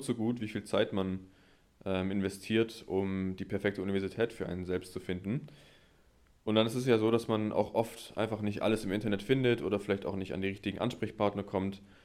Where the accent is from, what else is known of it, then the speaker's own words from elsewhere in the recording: near Stuttgart, Baden-Württemberg, Germany; moved away as an adult; now in Witten, Germany; ursprünglich komme ich allerdings aus der Nähe von Stuttgart und ich bin dann für das Studium hier nach NRW gezogen.